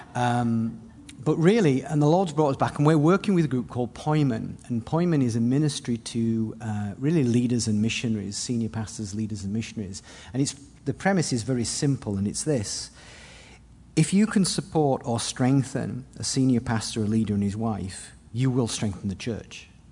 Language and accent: English; England, United Kingdom; first language English; moved away as an adult; also born or lived in Austria / Hungary / New Zealand; my wife and I left with our kids, left England in nineteen ninety-eight